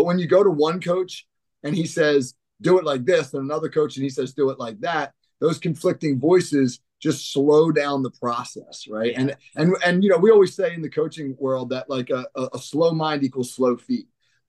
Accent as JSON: {"language": "English", "region": "New Jersey", "country": "United States", "said": "We're from New Jersey."}